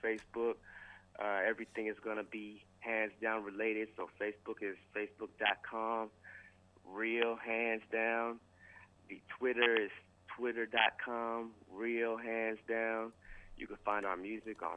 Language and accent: English; East Coast, United States; now in Austin, United States; I'm originally from the East Coast, so, you know, you might say North Side, but once I moved to Texas, I realized it's North Side